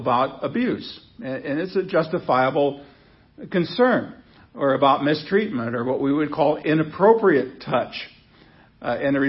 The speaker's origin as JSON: {"language": "English", "town": "Seward", "region": "Nebraska", "country": "United States", "tie": "born or raised there", "said": "when I was a kid growing up in Seward, Nebraska"}